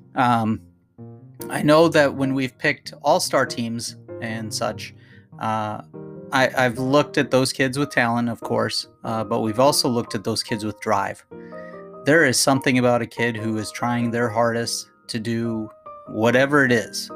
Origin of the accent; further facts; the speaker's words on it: Minnesota, United States; I grew up in Minnesota